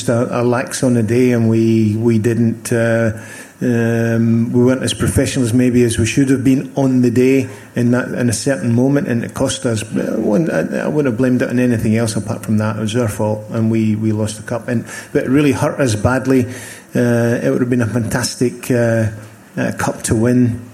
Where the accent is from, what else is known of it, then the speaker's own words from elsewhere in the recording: Scotland, United Kingdom; moved away as an adult; I came from Scotland